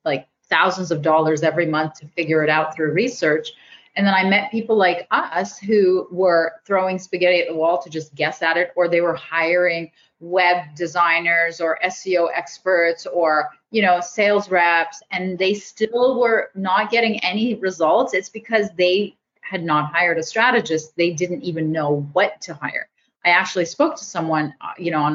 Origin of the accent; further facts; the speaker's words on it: Canada; I'm Canadian